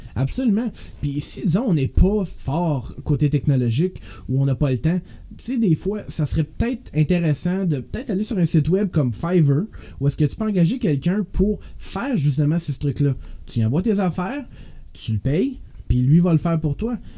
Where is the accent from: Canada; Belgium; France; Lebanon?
Canada; moved away; Moi, je viens d'Ottawa-Gatineau. Quand je suis déménagé ici